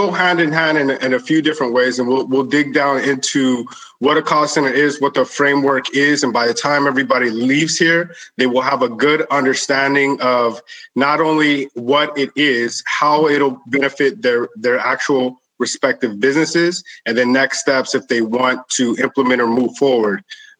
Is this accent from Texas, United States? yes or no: yes; El Paso, Texas, United States; But in growing up in El Paso, I was a hustler, right?